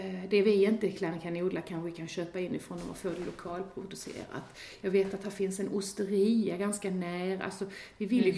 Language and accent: Swedish; Sweden; som svensk